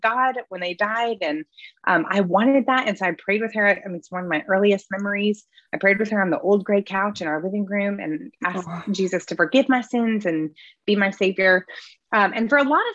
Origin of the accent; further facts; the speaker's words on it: Midwest, United States; now in Greenville, United States; I grew up in the Midwest